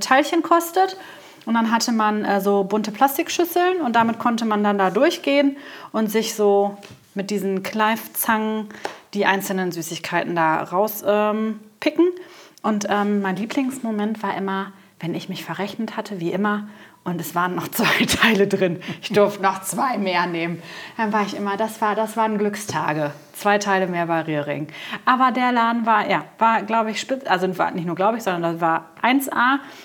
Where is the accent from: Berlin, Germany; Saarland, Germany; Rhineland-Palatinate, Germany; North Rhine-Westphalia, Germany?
North Rhine-Westphalia, Germany; Coesfeld; Ich bin ja äh, zur Lamberti-Grundschule gegangen